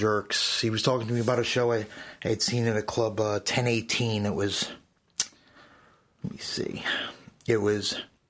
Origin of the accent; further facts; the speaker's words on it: East Meadow, New York, United States; I'm originally from Long Island. I grew up there in a town called East Meadow.